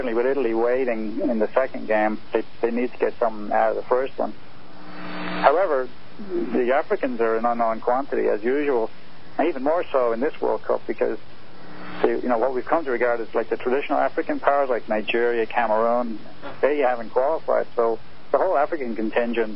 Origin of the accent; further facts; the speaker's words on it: Ireland; I'm Irish